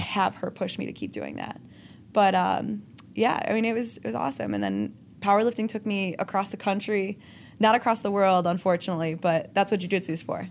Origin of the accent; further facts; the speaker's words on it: Lockport, Illinois, United States; accent: Chicago; I grew up in just outside, like, Chicago suburbs